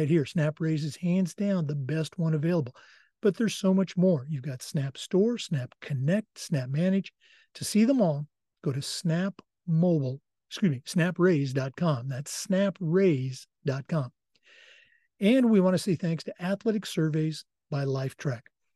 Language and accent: English; Oregon, United States; moved away; my home state, the great state of Oregon